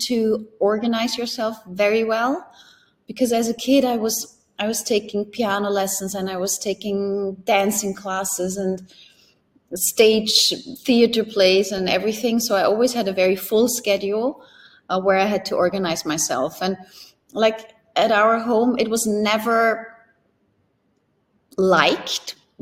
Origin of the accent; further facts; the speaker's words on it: Upper Austria, Austria; moved away as an adult; also born or lived in Germany / Switzerland; it all started with a private channel in Upper Austria, in my hometown